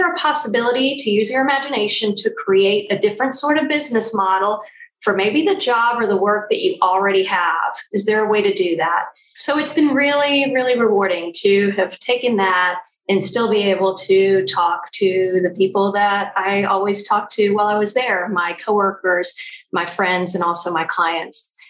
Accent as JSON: {"language": "English", "country": "Puerto Rico", "tie": "born or raised there", "also_born_or_lived": "Virginia / Maryland / San Antonio", "said": "So I was born in Puerto Rico, and my dad was in the military for the first 10 years of my life. So we moved around the United States a little bit Virginia, Maryland, San Antonio. And then we returned to Puerto Rico."}